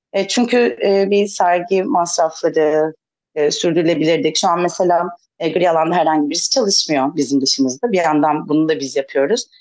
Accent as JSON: {"language": "Turkish", "region": "İzmir", "country": "Turkey", "moved": "as an adult", "lives_now": "Ayvalık, Turkey", "said": "ben de İzmirliyim o yüzden e, 30 sene boyunca İzmir'de çok beslendim."}